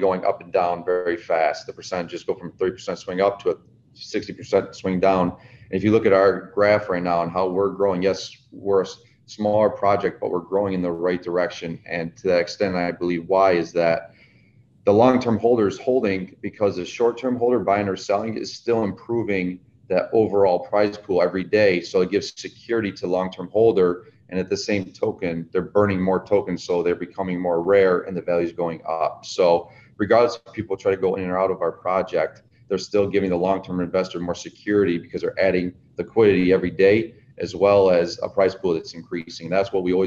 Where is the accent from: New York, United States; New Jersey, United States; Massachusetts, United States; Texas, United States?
New York, United States; Central; moved away as an adult; now in Southwest Florida, United States; I'm originally from Central New York. Right, smack dab in the middle of New York State.